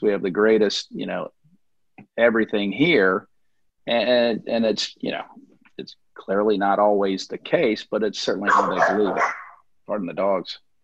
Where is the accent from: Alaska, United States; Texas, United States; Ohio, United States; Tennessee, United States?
Tennessee, United States; Memphis; also born or lived in Canada; now in Sarasota, United States; I grew up in Memphis, Tennessee